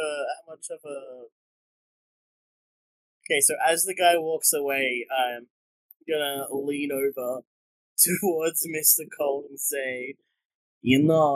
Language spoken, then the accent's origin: English; Australia; I'm Australian.